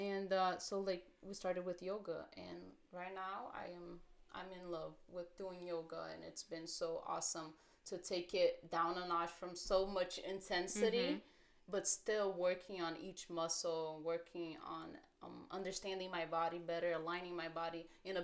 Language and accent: English; Brazil; moved away; We grew up in Brazil